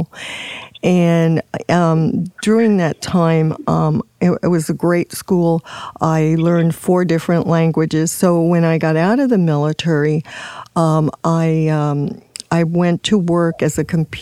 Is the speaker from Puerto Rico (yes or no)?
yes; Puerto Rico; moved away as an adult; I'm from Puerto Rico